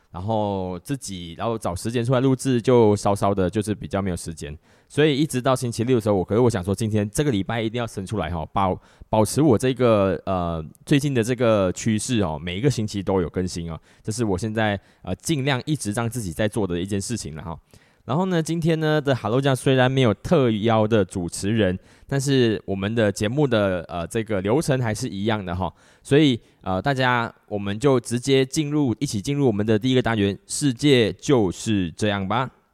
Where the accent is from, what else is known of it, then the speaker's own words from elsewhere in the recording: Malaysia; 在我们马来西亚这边